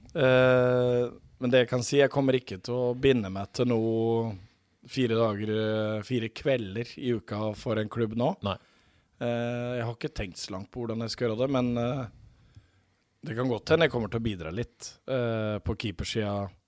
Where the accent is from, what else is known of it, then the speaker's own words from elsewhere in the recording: Mjøndalen, Buskerud, Norway; moved away; sjøl om jeg bodde i Mjøndalen, så er jeg oppvokst med, med pinnekjøtt